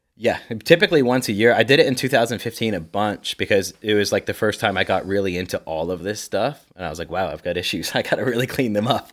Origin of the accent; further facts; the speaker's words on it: Canada; also born or lived in Ontario; I'm Canadian